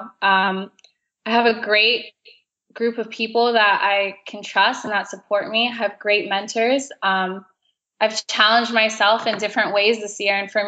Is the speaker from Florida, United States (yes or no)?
yes; South Florida, United States; growing up in South Florida